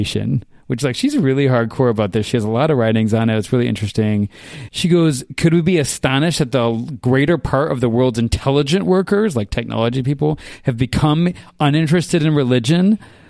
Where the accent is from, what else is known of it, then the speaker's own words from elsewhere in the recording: South Carolina, United States; born there; moved away; also born or lived in Japan; Okay, so I was born in South Carolina originally.